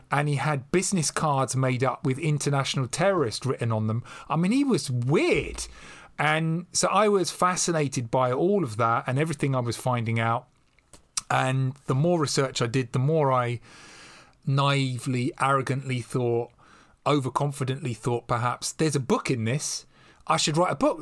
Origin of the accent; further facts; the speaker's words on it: London, United Kingdom; accent: estuary English, West London; moved away as an adult; now in Devon, United Kingdom; I'm still a bloke from Acton in West London